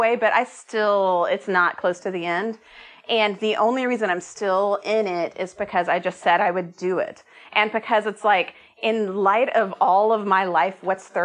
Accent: Austin, Texas, United States; moved away as an adult; also born or lived in Oregon; I'm from Austin, but I hadn't lived here in a decade

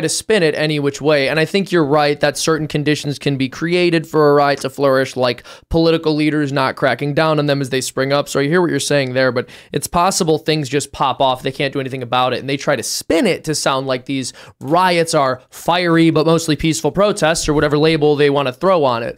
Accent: Cook County, Illinois, United States; moved away; I was also born and raised in Cook County

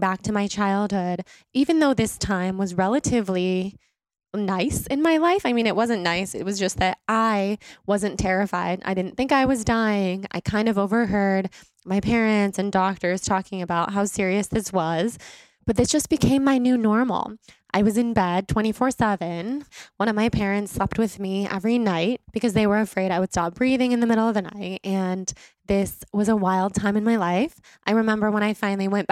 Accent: Sacramento, California, United States; I grew up in Sacramento.

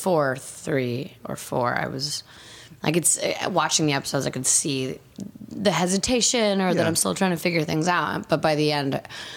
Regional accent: Canada; also born or lived in Bulgaria; I grew up in Canada

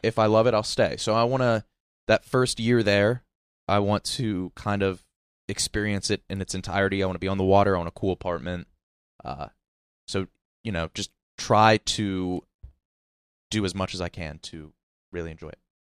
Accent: Wheeling, West Virginia, United States; born or raised there; moved away

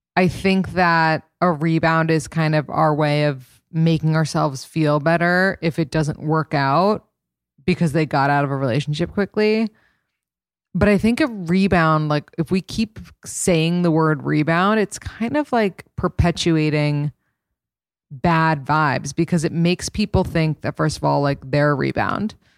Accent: New York, United States; a born and raised New Yorker

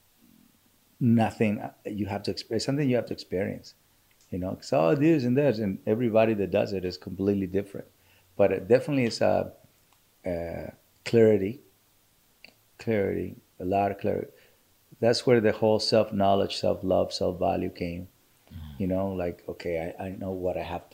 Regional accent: Culiacán, Sinaloa, Mexico; moved away; I grew up in Sinaloa, Mexico, Culiacán, Sinaloa, Mexico

